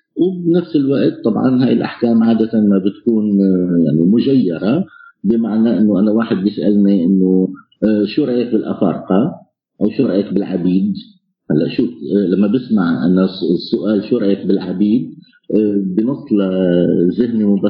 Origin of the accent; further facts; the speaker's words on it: Homs, Homs Governorate, Syria; now in Poland; انا حمصي سوري عايش آه، في بولندا